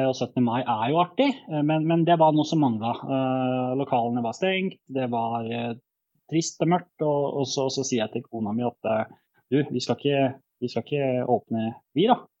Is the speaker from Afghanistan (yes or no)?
no; Bosnia & Herzegovina; also born or lived in Norway; now in Nesbyen, Norway; jeg kom jo fra, opprinnelig fra Bosnia, og familien eh, flytta til Norge i 2000.